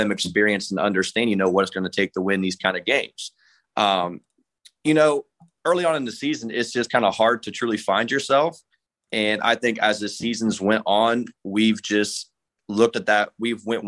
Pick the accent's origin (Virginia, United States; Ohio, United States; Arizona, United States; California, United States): Ohio, United States; Monroe County; my hometown, my area where I'm from, Monroe County